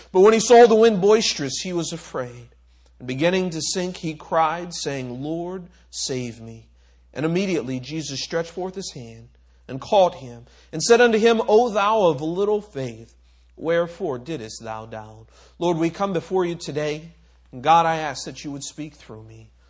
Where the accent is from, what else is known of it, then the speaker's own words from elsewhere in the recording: Micronesia; Another one, I grew up on in Micronesia